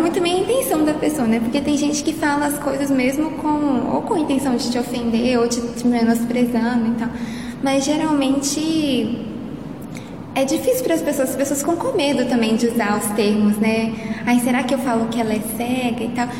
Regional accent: Belo Horizonte, Minas Gerais, Brazil; E eu sou daqui de Belo Horizonte mesmo, moro aqui

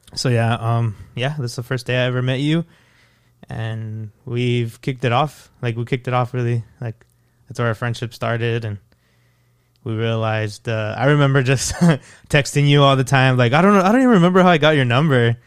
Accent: El Paso, Texas, United States; moved away as an adult; now in Fort Worth, United States; I'm from El Paso, Texas. I've been living in Fort Worth for two years.

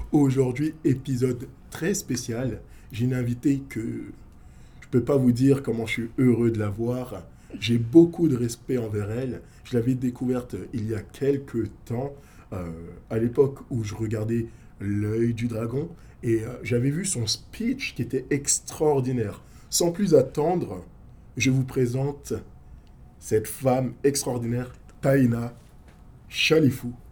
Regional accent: Paris, Île-de-France, France; now in Canada; Moi, je viens

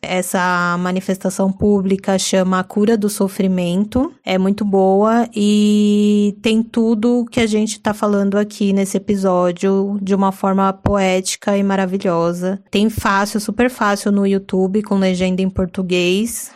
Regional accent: São Paulo, Brazil

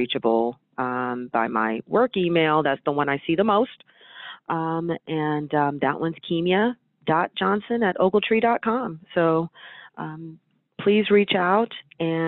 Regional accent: Northern California, United States; I was born and raised in Northern California

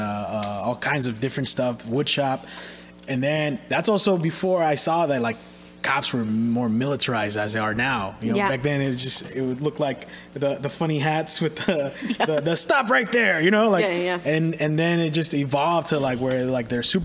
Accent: Richmond, California, United States; I grew up in Richmond for most of my

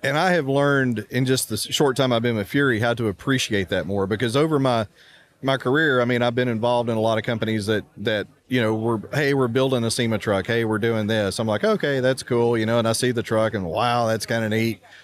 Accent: Houston, Texas, United States; I grew up in Houston

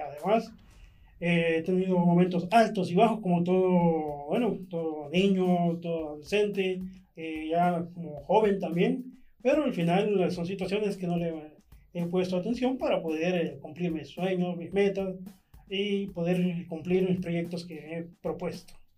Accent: San Salvador, El Salvador; Soy originario de San Salvador, Nací en el año de 1983

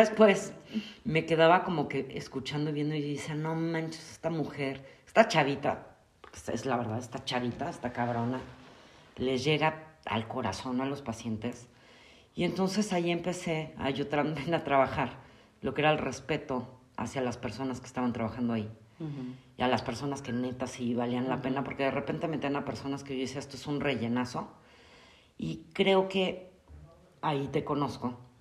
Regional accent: Mexico City, Mexico; now in Querétaro, Mexico; yo soy originaria de la Ciudad de México, ya llevo muchísimos años aquí en Querétaro

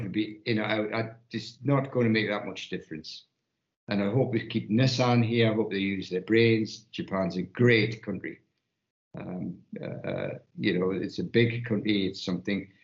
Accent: United Kingdom; we being the British public

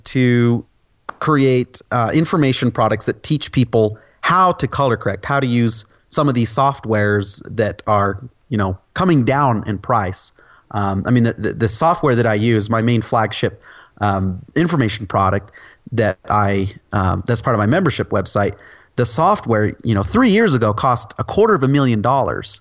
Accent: Utah, United States; I'm from Utah. I live in Utah.

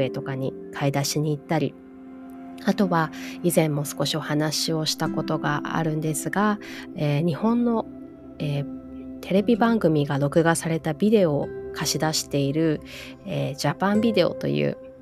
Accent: Hawaii, United States; also born or lived in Japan; 日本で生まれてハワイで育って

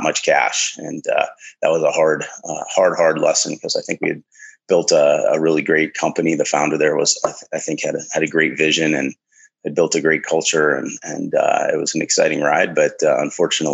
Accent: the Midwest of the United States, United States; I was born in the Midwest of the United States, in amongst the farm fields

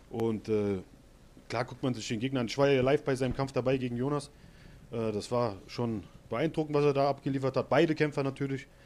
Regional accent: Hesse, Germany; ich komme aus Hessen, aber ich bin nach Saarland äh, ausgewandert

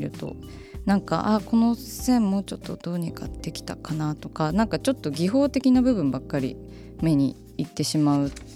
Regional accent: Kochi, Japan; moved away; also born or lived in Umeda, Osaka; 高知で生まれ育った私は

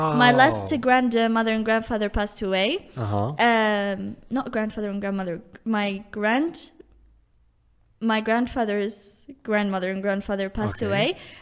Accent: Guenzet, Sétif Province, Algeria; first language Arabic; English is a second language; So I'm from Ganzet, if anyone knows it. It's in Stif, but like Qbayl

